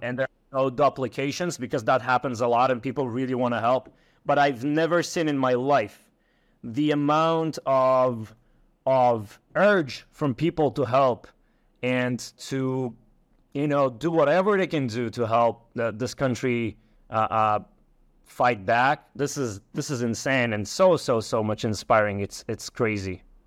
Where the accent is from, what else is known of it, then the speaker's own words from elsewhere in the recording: Ashkelon, Southern District, Israel; I'm coming from Ashkelon. Um, I was born and raised there.